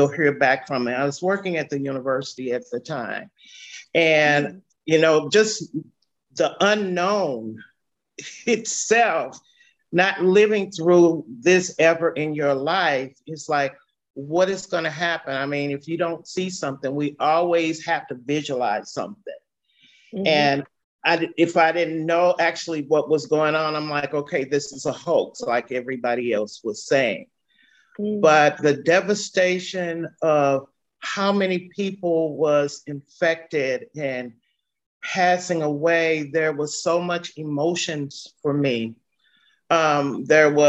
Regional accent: St. Louis, Missouri, United States; I was born and raised here in St. Louis, Missouri

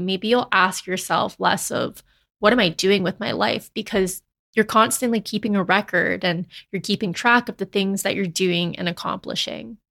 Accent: Canada; they immigrated to Canada, and then they had me

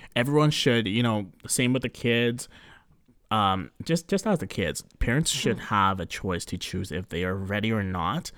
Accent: Canada; We are born and raised yeah. in Canada, so we're um, you know, we're considered Canadian

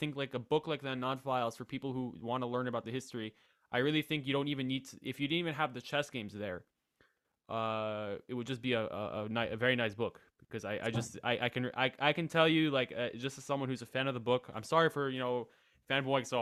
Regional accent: United States; moved away as an adult; now in Denmark; I'm from the United States

